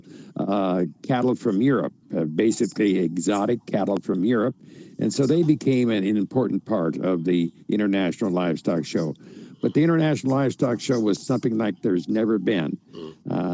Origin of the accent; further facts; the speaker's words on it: United States; as an American